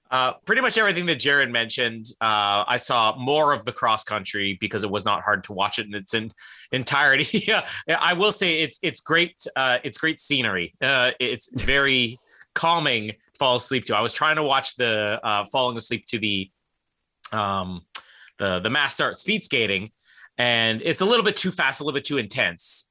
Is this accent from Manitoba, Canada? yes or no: yes; Winnipeg, Manitoba, Canada; my hometown